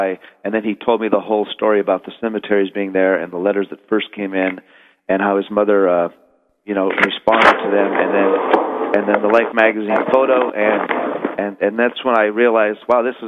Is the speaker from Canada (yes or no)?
no; Glasgow, Montana, United States; moved away as an adult; now in Los Angeles, United States; I am from Montana. I'm from a little town called Glasgow, Montana, and I came out to Hollywood in 1984